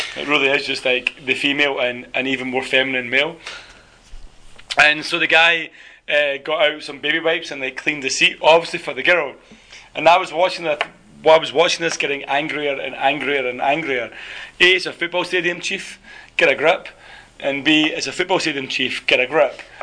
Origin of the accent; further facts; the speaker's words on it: Scotland, United Kingdom; now in South Korea; I'm the Scottish one.